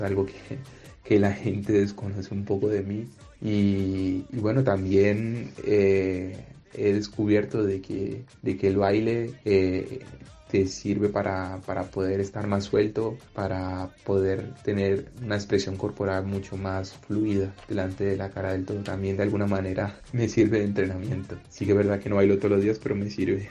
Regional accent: Cali, Valle del Cauca, Colombia; moved away; yo que soy colombiano

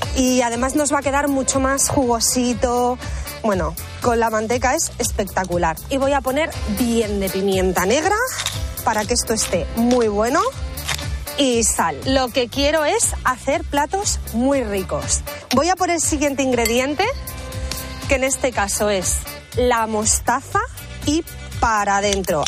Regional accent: Menorca, Balearic Islands, Spain; also born or lived in Madrid; la cocina mediterránea de mi tierra, que es Menorca

